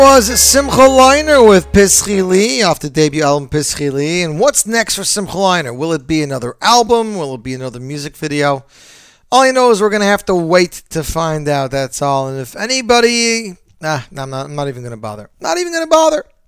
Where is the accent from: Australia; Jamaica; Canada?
Canada; Montreal, Quebec; now in Brooklyn, United States; I'm from Montreal